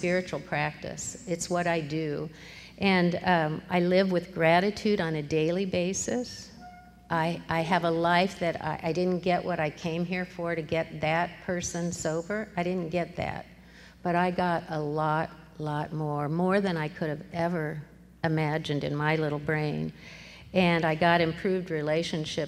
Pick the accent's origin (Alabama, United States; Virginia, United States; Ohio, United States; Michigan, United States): Ohio, United States; Columbus; also born or lived in Manhattan, Kansas; now in Eugene, United States; I was born in Manhattan, Kansas, but pretty quickly moved to Columbus, Ohio, and I grew up there